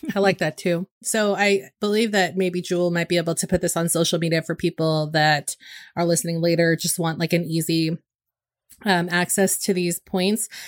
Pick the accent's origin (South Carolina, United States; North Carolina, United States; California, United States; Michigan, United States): California, United States; Northern; moved away; when I'm up north, in and around my hometown